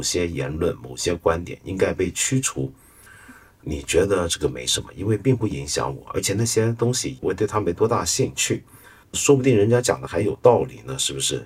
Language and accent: Chinese; China; 我们中国人